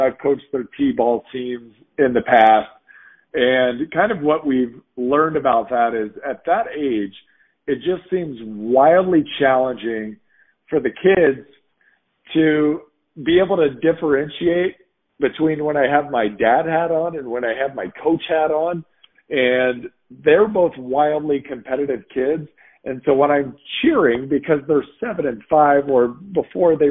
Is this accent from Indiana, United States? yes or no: yes; Indiana, United States; I'm from Indiana